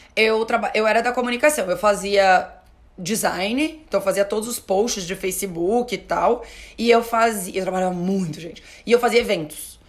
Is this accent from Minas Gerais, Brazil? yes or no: no; Florianópolis, Santa Catarina, Brazil; also born or lived in Porto Alegre; now in São Paulo, Brazil; Eu, a minha família é de Porto Alegre, eu sou de Floripa, minha família é de Porto Alegre